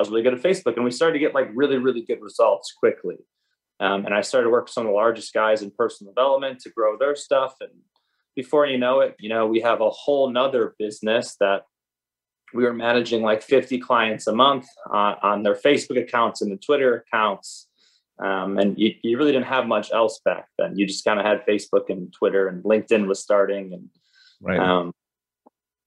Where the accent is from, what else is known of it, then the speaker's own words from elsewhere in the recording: Chicago, Illinois, United States; Grew up in Chicago, south suburbs.